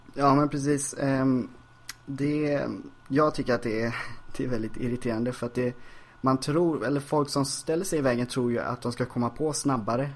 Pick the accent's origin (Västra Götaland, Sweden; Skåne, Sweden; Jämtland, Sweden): Västra Götaland, Sweden; Ljungskile; now in Stockholm, Sweden; Ljungskile där jag växte upp